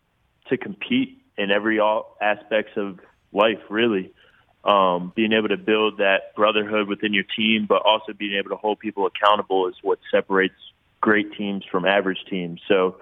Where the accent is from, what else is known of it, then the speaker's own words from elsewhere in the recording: Sicklerville, New Jersey, United States; accent: Philly; I'm actually from Sicklerville, New Jersey.